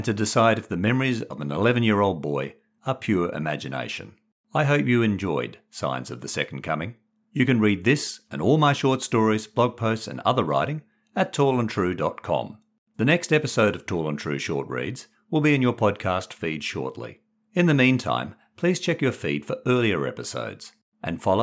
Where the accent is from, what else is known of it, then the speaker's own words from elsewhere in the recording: Perth, Western Australia, Australia; now in Sydney, Australia; The 1970s and Perth are distant memories. The nervy 11-year-old is now a skeptic 60-year-old living in Sydney.